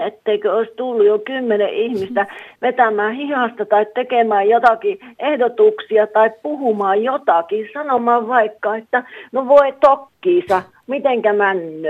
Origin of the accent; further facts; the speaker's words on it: Savo, Finland; moved away as an adult; also born or lived in Kuopio / Uusimaa; now in Nummela, Finland; lapsuudessa, joka oli Savossa